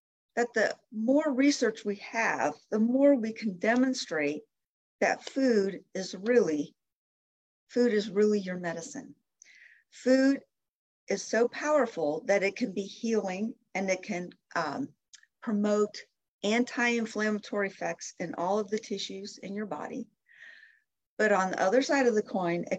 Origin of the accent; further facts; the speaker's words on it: Canton, Ohio, United States; moved away as an adult; also born or lived in Michigan; I grew up in Canton, Ohio, and my mother's still there